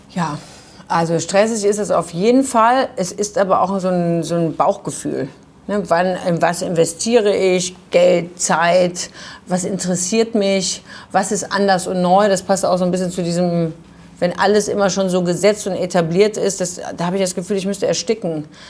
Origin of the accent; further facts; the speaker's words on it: Düsseldorf, North Rhine-Westphalia, Germany; Ich bin in Düsseldorf geboren